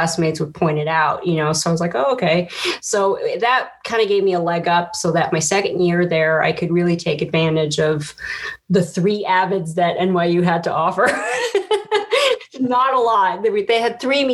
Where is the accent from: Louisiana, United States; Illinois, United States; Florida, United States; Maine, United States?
Illinois, United States; Chicago; So I'm from Chicago. I'm born and raised